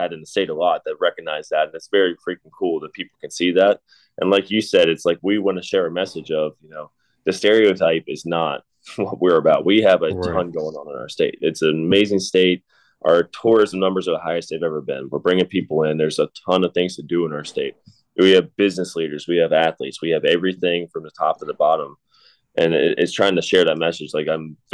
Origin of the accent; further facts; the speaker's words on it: West Virginia, United States; my home state